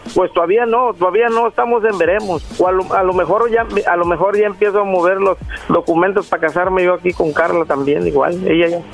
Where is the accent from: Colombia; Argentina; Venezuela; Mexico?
Mexico; moved away as an adult; now in Los Angeles, United States; Yo soy mexicano de Gusto, Colorado